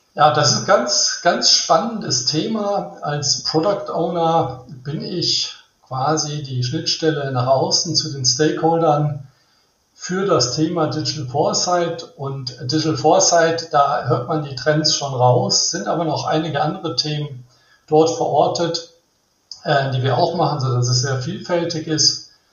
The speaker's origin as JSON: {"language": "German", "region": "Rhineland", "country": "Germany", "tie": "born or raised there", "said": "ich bin im Rheinland aufgewachsen"}